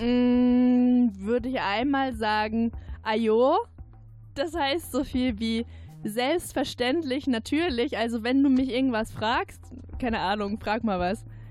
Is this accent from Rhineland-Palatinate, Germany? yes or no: yes; Zweibrücken, Rhineland-Palatinate, Germany; accent: Palatine; meine Heimatstadt Zwei Zweibrücken